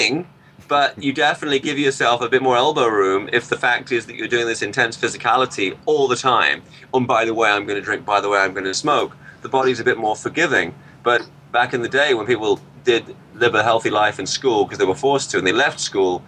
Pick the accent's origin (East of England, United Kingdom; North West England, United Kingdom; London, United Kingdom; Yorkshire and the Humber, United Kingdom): East of England, United Kingdom; Peterborough; When I was growing up in Peterborough